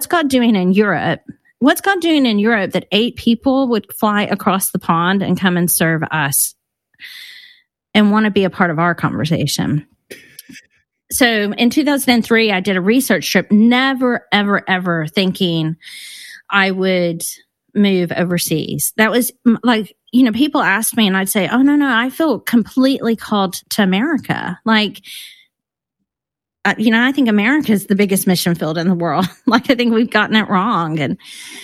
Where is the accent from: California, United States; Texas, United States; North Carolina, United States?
Texas, United States; Hunt; moved away as an adult; now in London, United Kingdom; I grew up in Hunt, Texas. I mean, I tell people I grew up in Kerrville